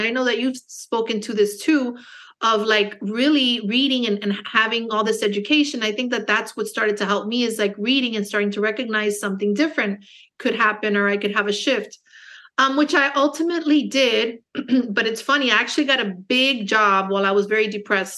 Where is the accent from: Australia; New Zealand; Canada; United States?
United States; Miami, Florida; also born or lived in Los Angeles; now in Naples, United States; I was born in Miami, um, Cuban American, so I speak Spanish. Um, but I speak more English just because I was born in the States